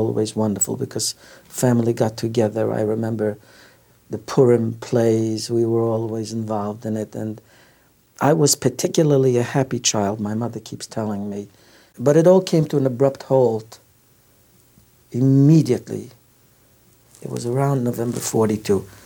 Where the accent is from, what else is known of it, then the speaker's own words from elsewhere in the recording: Tarnobrzeg, Subcarpathian Voivodeship, Poland; I was born in Poland in a town called Tarnobrzeg.